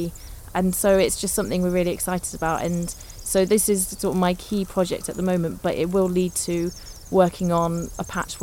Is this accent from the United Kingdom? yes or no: yes; Bristol, South West England, United Kingdom; moved away as an adult; also born or lived in Liverpool / Manchester / Lancaster / London; I'm from Bristol originally